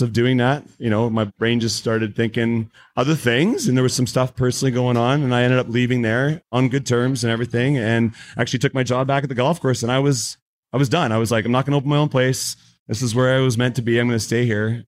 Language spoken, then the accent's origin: English; Langley, British Columbia, Canada; also born or lived in Aldergrove; my entire life I've I've lived here